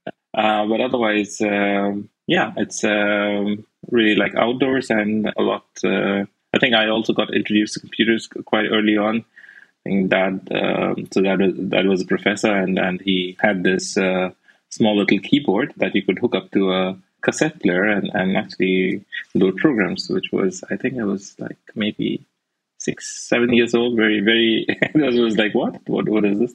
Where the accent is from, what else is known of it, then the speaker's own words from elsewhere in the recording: Darjeeling, West Bengal, India; also born or lived in Berlin, Germany; now in Brandenburg, Germany; I grew up in India, in a place called Darjeeling